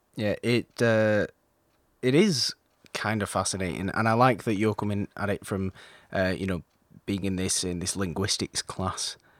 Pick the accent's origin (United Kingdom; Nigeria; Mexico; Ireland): United Kingdom; being British